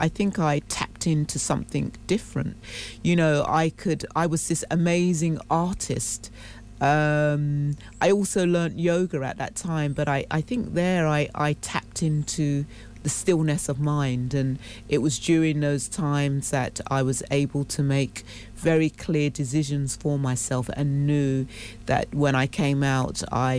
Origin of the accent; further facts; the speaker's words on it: London, United Kingdom; also born or lived in Cambridge; Barking side. I grew up in a Bernarda home there